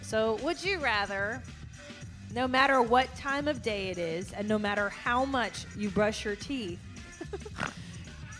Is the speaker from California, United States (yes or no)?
yes; California, United States; I was from California